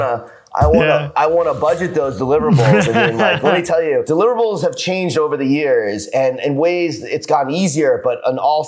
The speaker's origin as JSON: {"language": "English", "region": "New York", "country": "United States", "moved": "yes", "lives_now": "Los Angeles, United States", "said": "I'm from New York and now living"}